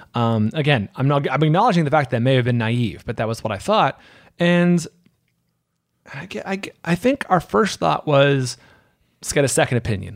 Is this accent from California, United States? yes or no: yes; San Francisco Bay Area, California, United States; moved away as an adult; now in Los Angeles, United States; I'm from the Bay Area, San Francisco Bay Area